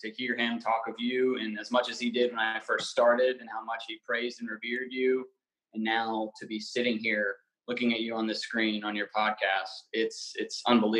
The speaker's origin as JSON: {"language": "English", "town": "Raleigh", "region": "North Carolina", "country": "United States", "tie": "born or raised there", "accent": "southern twang", "said": "Born and raised Raleigh, North Carolina."}